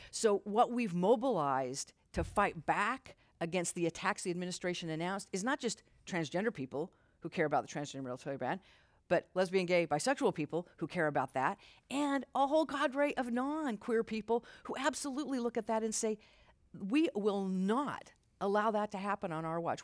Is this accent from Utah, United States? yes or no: yes; Utah, United States; moved away as an adult; I grew up Mormon in Utah